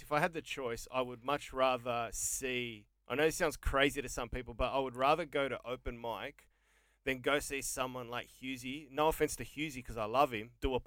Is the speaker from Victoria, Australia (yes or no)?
yes; Melbourne, Victoria, Australia; That's where I was born